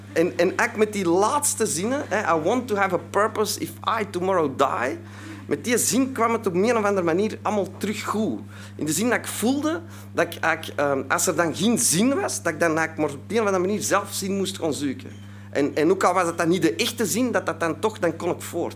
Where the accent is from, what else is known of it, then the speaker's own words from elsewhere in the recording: Antwerp, Flanders, Belgium; ik kom uit Antwerpen, hè, dat zult je al horen, dus uit België